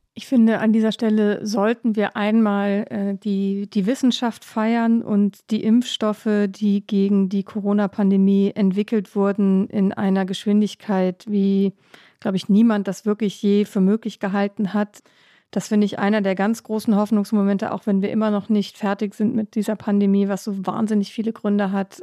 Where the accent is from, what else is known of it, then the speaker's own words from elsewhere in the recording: Northern Germany, Germany; moved away as an adult; now in Washington, D.C., United States; Ich als Norddeutsche